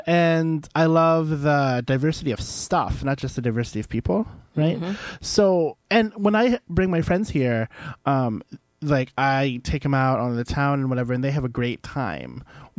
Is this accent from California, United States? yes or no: no; St. Louis, Missouri, United States; now in Ann Arbor, United States; I grew up in Missouri, and one of the large college towns near where I grew up was where KU is, University of Kansas in Lawrence.